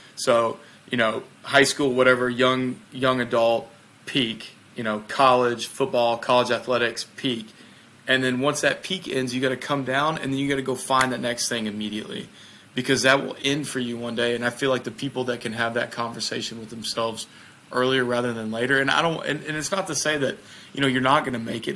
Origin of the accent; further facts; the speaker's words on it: Mississippi, United States; I'm from the United States I'm from the state of Mississippi uh, so I'm a southerner